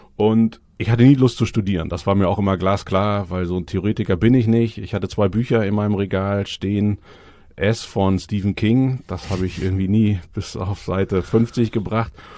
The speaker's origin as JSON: {"language": "German", "town": "Cologne", "region": "North Rhine-Westphalia", "country": "Germany", "tie": "born or raised there", "moved": "as an adult", "lives_now": "Hamburg, Germany", "said": "Bin eigentlich Kölner, eine Kölsche Jung."}